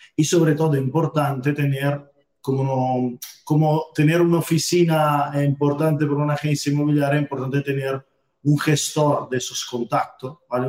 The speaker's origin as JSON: {"language": "Spanish", "country": "Italy", "second_language": "Spanish", "moved": "as an adult", "lives_now": "Almería, Spain", "said": "soy italiano y bueno, llevo ya casi unos 10 años viviendo aquí en España"}